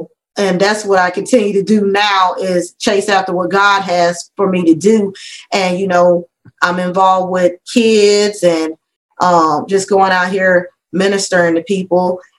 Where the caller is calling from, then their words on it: Canton, Georgia, United States; also born or lived in Minnesota; We're from Canton, Georgia.